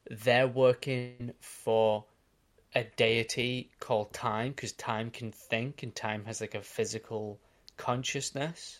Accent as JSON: {"language": "English", "country": "Australia", "said": "I'm Australian"}